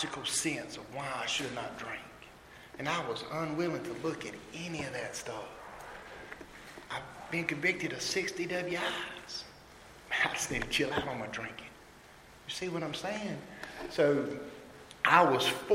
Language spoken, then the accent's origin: English; Mayodan, North Carolina, United States; now in Elm City, United States; I am actually from a small town in North Carolina called Mayo Dan. It's where the Mayo and the Dan River meet.